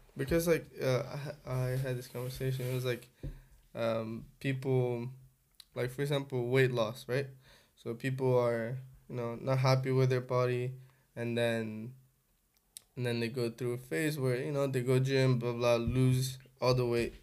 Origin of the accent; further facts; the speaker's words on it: Angola; moved away; also born or lived in Europe; I'm from Angola